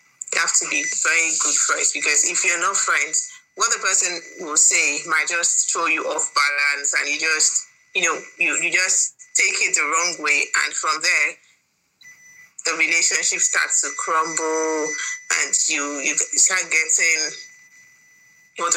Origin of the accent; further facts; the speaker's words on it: Delta, Nigeria; I'm from Delta State